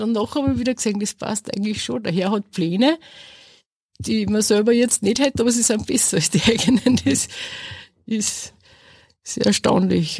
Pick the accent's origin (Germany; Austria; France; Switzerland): Austria; Asten, Upper Austria; ich komme aus Asten bei Enz und ich arbeite als Feinkostverkäuferin in Linz